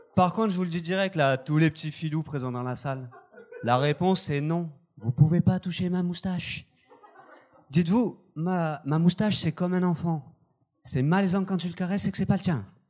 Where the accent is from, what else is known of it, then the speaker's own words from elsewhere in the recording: south of France, France; accent: southern French; moved away as an adult; now in Montreal, Canada; je viens du sud de la France, au cas où vous auriez pas entendu l'accent